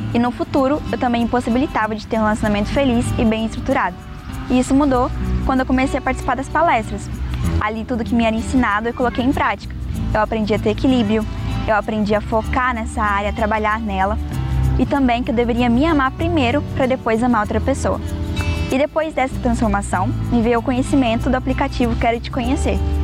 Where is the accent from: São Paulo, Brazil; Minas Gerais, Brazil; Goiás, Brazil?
Goiás, Brazil; Catalão; sou de Catalão, Goiás